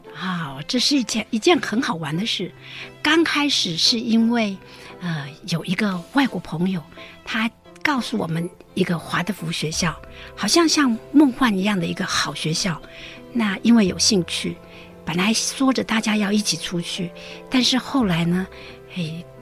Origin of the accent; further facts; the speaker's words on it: Taipei, Taiwan; moved away as an adult; also born or lived in United States; now in Taichung, Taiwan; 我原来是台北人